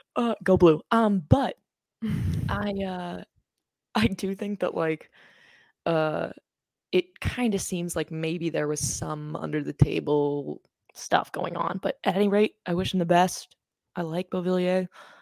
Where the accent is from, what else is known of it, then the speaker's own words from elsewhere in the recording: Maine, United States; I tell people that is because I'm from Maine